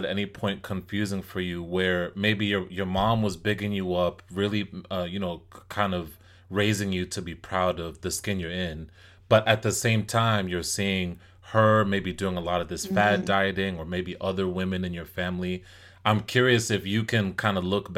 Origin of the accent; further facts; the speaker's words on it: Jersey City, New Jersey, United States; I grew up in Jersey City, which was a predominantly black neighborhood